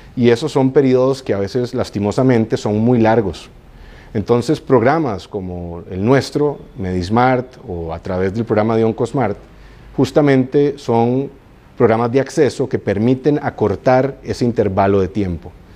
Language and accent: Spanish; Costa Rica; yo soy orgullosamente costarricense